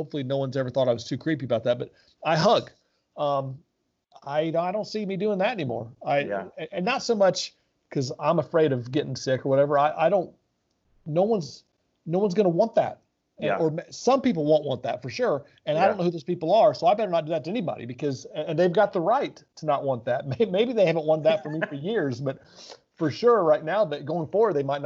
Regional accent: Oxford, Mississippi, United States; moved away as an adult; also born or lived in Florida / Cincinnati, Ohio; now in Indianapolis, United States; I grew up in Oxford, Mississippi, and went to University of Florida

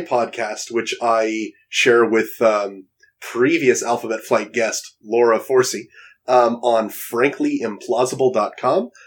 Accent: Toronto, Ontario, Canada; Toronto, my hometown

